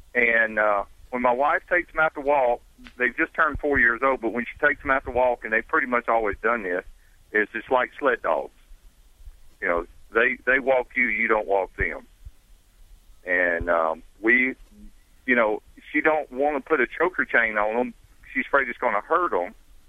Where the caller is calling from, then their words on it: Panama City Beach, Florida, United States; Panama City Beach, Florida.